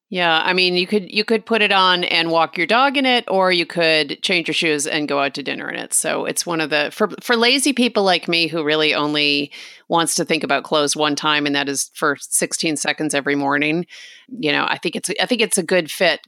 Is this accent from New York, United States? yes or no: yes; New York, United States; my part of New York